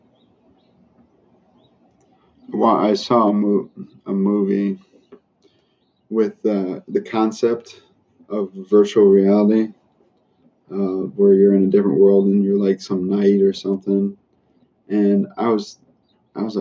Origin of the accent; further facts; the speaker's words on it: Chicago, Illinois, United States; now in Florida, United States; I'm from Chicago area